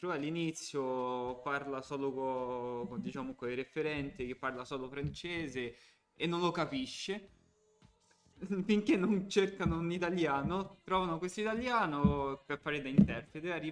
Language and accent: Italian; Calabria, Italy; dando addosso ai calabresi calabresi perché calabrese sono calabrese quindi esatto perché